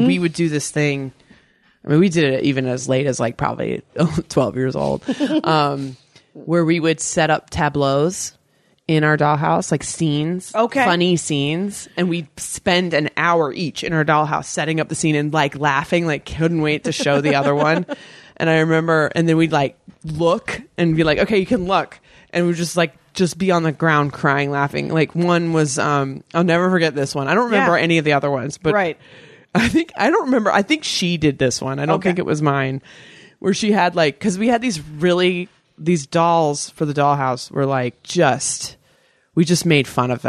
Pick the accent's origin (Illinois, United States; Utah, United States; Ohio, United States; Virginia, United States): Virginia, United States; born or raised there